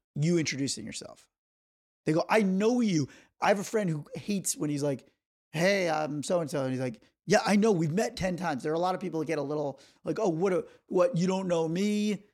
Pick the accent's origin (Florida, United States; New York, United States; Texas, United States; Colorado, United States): New York, United States; moved away; I am from New York